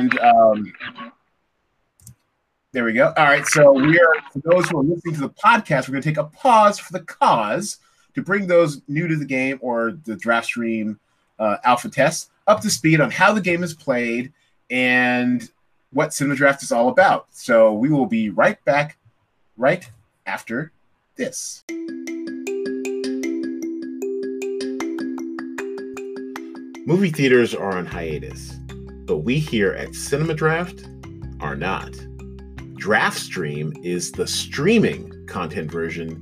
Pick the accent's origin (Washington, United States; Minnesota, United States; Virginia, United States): Washington, United States; Seattle; my hometown of Seattle. And I think, and I want to say they filmed one of these scenes at my high school.